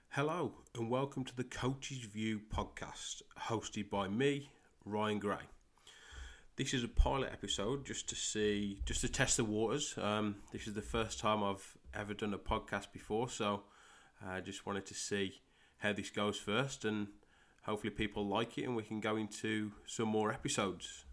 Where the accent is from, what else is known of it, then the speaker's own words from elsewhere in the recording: Great Wyrley, West Midlands, United Kingdom; accent: Midlands; moved away as an adult; I'm from a small village in England called Great Worley. Um, born and, born and raised there. Um, till I was twenty-six